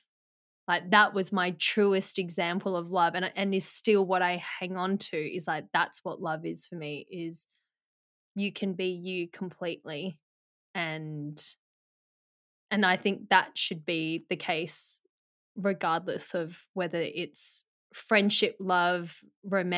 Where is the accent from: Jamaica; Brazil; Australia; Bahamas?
Australia; Perth, Western Australia; also born or lived in Melbourne, Victoria, Australia; we moved from Melbourne to Perth